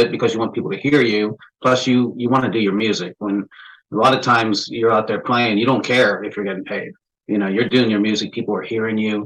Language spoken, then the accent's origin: English; Pennsylvania, United States; I'm from Pennsylvania, near Pittsburgh, Pennsylvania. I actually grew up in a small coal mining town, probably about 40 miles east of Pittsburgh.